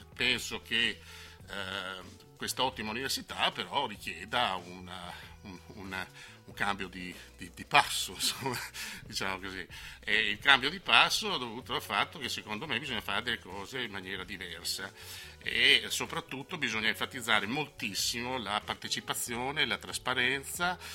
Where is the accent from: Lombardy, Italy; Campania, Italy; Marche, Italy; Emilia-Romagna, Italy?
Emilia-Romagna, Italy; accent: Romagnolo; sono romagnolo come si sente dalla mia S